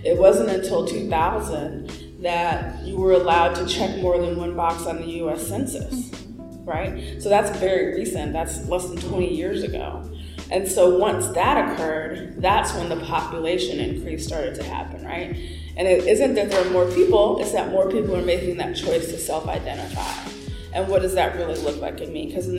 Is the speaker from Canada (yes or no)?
no; United States; And also the way I was raised to socialize in the United States of America.